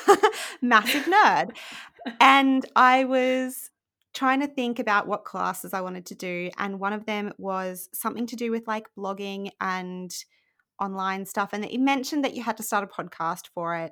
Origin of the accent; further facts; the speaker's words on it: Rockhampton, Queensland, Australia; moved away as an adult; now in United Kingdom; I was born in Australia in a place called Rockhampton, which is very boring and probably not what you think of when you think of Australia. And I grew up there